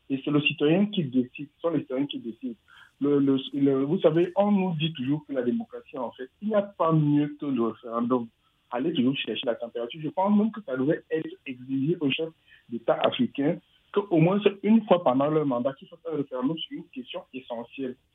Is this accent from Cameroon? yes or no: yes; Cameroon; Je suis originaire du Cameroun.